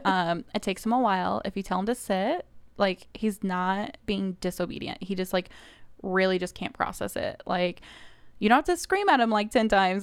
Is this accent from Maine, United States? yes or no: no; Kansas City, Missouri, United States; moved away as an adult; now in Indiana, United States; I'm originally from Kansas City, Missouri